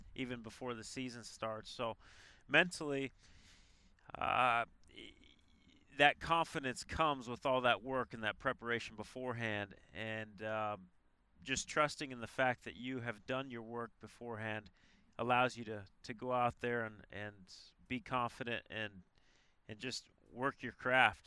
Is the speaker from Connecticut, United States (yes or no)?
no; Colorado, United States; moved away as an adult; also born or lived in Arizona; played three sports in in high school in Colorado.